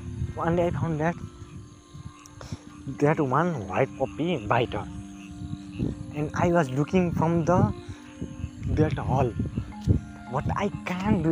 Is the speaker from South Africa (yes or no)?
no; Nepal; also born or lived in India; I was born in India, and when at the age of seven years, I came in Nepal to live here forever.